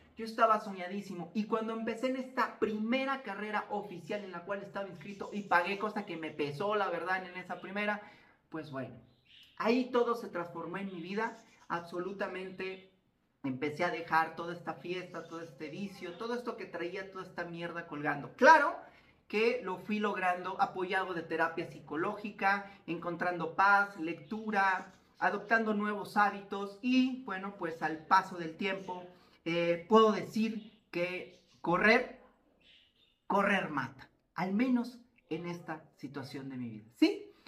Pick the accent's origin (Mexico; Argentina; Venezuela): Mexico; Zapopan, Jalisco; muy cerca del departamento de papás existía, existe un bosque llamado Bosque Los Colomos en Zapopan, Jalisco, acá en México